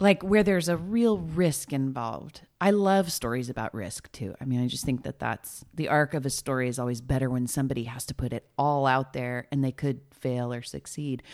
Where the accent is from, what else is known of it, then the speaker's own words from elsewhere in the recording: Nipomo, California, United States; I grew up in Napomo